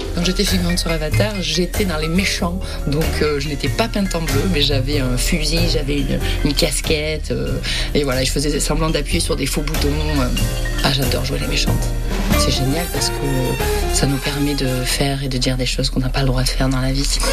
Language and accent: French; the South, south of France, France; accent: accent du Sud; also born or lived in New Zealand; avec mon accent du Sud